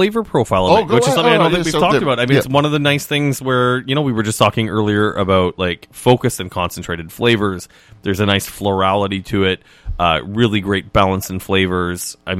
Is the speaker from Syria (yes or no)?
no; Canada; Oh, made me excited as a Canadian.